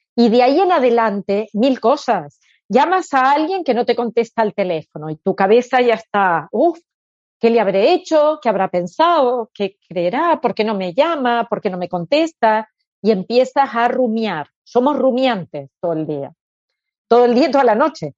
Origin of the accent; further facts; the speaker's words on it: Argentina; moved away as an adult; now in Spain; como nací en Argentina y era muy línea psicoanalítica, con 18 años hice psicoanálisis, ahí empecé. Y con 30 fue cuando vine aquí a España.